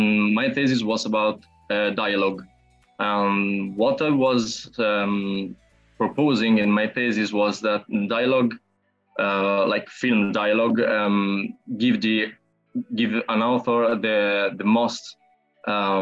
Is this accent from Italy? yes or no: yes; Bologna, Emilia-Romagna, Italy; I'm from Italy and I'm a 20 years old filmmaker. It's around a year since I graduated at Fine Arts Academy of Bologna, which is my city